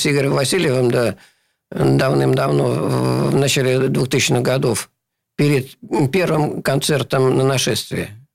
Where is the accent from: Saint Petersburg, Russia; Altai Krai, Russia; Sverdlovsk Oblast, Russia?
Saint Petersburg, Russia; born or raised there